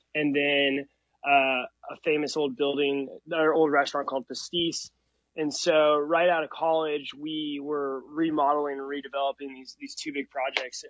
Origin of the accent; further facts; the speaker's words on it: Overland Park, Kansas, United States; moved away as an adult; now in New York, United States; I grew up in Overland Park